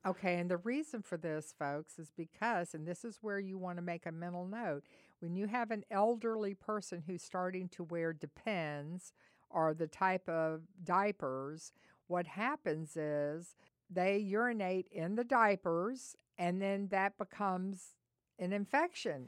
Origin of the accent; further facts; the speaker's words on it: the South, United States; we're from the South